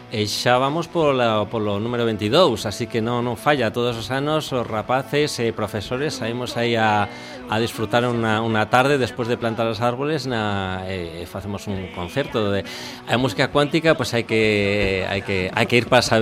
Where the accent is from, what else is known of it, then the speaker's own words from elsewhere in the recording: Castile, Spain; Galician is a second language; now in Galicia, Spain; eu que veño de Castela